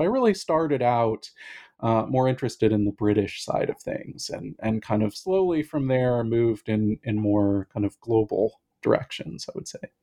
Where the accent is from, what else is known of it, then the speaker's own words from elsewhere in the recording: Pacific Northwest, United States; now in Boston, United States; I'm originally from the Pacific Northwest